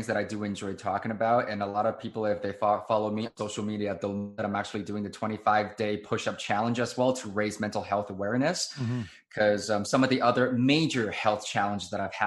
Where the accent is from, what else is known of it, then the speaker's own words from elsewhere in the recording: Taiwan; I was born and raised in Taiwan